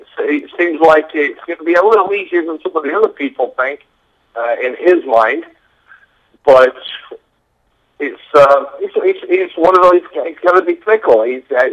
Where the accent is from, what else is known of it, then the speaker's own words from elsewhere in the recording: Bradford, Yorkshire and the Humber, United Kingdom; now in United States; You know, my home and family are all America, but you know, I'm from Bradford, so